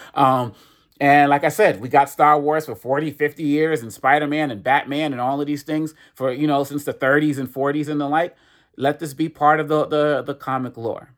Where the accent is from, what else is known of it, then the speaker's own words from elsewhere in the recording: Boston, Massachusetts, United States; also born or lived in Cambridge, Massachusetts; I was born in Cambridge